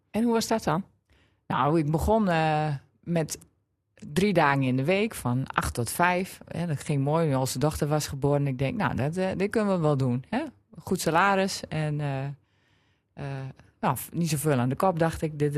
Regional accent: Drenthe, Netherlands; En ik was er ook trots op dat ik niet meer kon horen dat ik uit Drenthe kwam.

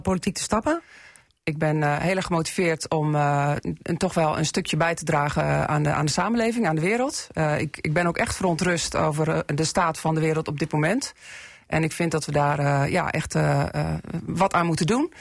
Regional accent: Assen, Drenthe, Netherlands; also born or lived in Groningen; ik ben geboren in Assen en daar ook getogen.

